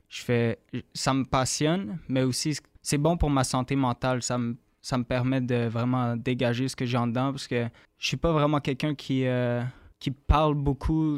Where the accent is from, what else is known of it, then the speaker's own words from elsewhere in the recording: Candiac, Quebec, Canada; also born or lived in Montreal / British Columbia / Radisson, Quebec; now in Acton Vale, Canada; moi, j'ai grandi sur la rive sud de Montréal, à Candiac